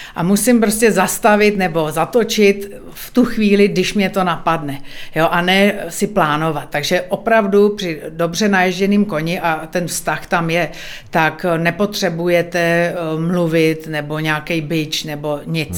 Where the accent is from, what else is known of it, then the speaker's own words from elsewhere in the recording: Bohemia, Czechia; tady u nás v Čechách